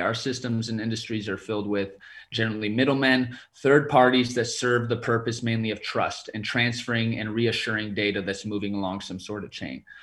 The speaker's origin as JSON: {"language": "English", "region": "California", "country": "United States", "said": "I'm originally from California"}